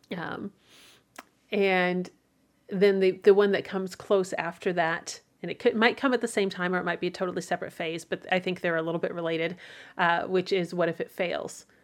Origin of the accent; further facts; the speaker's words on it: Midwest, United States; As a Midwesterner